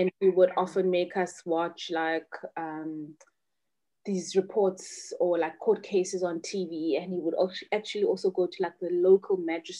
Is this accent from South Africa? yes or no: yes; Butterworth, Eastern Cape, South Africa; a small town called Butterworth in the Eastern Cape. That's where I was born. I've got 5 siblings, and I was born in the Eastern Cape. I went to a school in the Eastern Cape called Kanya English Medium School.